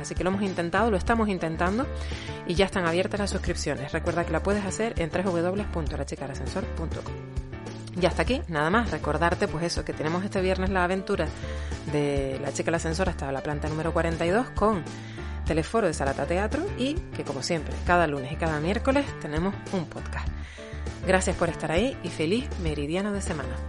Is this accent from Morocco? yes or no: no; Canary Islands, Spain; los canarios, las personas que somos canarias, no, no decimos la Z sino la S